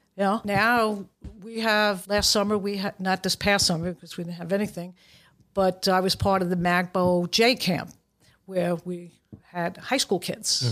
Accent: New York City, New York, United States; I grew up in Brooklyn

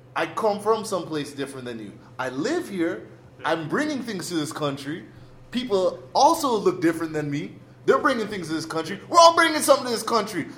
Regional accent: Mississauga, Ontario, Canada; we're from a school uh, in, in, in Canada, in Toronto, in, in Mississauga

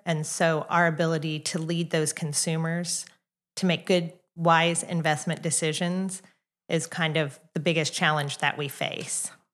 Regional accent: Kansas City, United States; also born or lived in Oklahoma; now in Edmond, United States; I'm not from Oklahoma, I'm actually from Kansas City

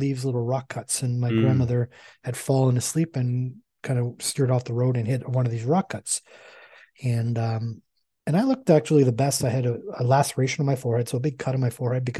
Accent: Canada; I'm Canadian

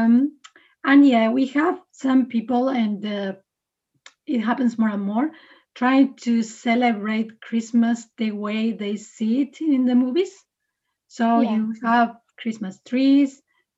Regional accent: Uruguay; moved away as an adult; also born or lived in Canada; now in Aarhus, Denmark; I'm from Uruguay.

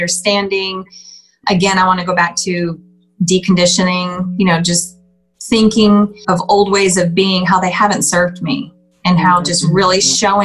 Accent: Southern California, United States; I grew up in Southern California

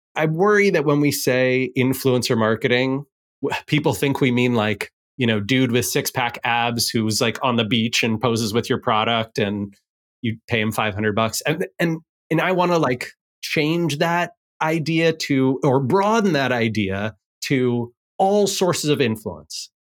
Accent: Seattle, Washington, United States; here in Seattle, in my hometown

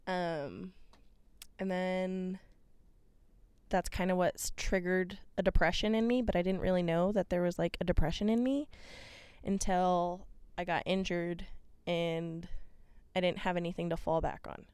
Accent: Boise, Idaho, United States; also born or lived in Albuquerque, New Mexico / Kansas; at six years old, I moved to Boise, Idaho for my dad's job

